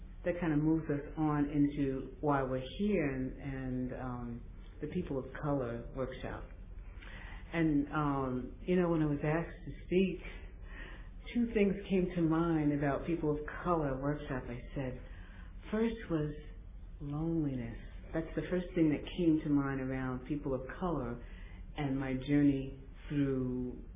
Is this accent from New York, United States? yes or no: yes; New York, United States; I was born in New York to, I was one of three children